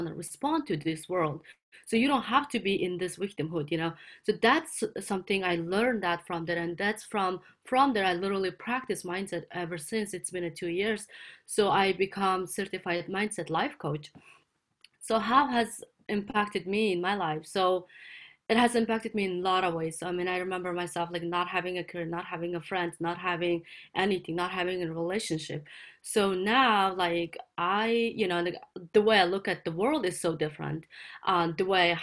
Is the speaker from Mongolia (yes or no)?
yes; Mongolia; now in California, United States; So I'm based in California. I'm originally from Mongolia.